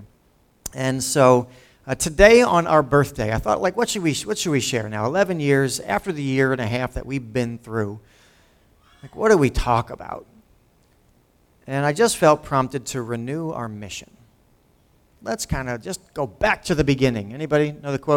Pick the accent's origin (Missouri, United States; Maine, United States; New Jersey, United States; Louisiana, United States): New Jersey, United States; Lawrence; also born or lived in Pennington, New Jersey; I grew up in Lawrence, went to high school with people from Washington Township as they were busing them out to Lawrence many years ago.